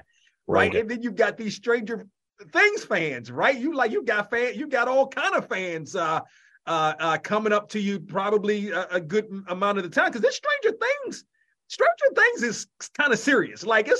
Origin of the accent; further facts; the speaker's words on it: Washington, District of Columbia, United States; also born or lived in Maryland; Oh, I'm Washington. I'm from Washington.